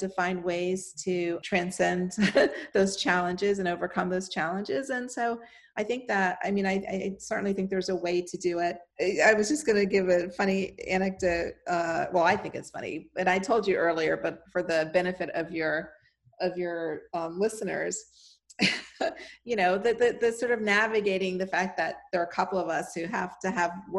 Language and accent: English; Miami, Florida, United States; moved away; I was born and raised in Miami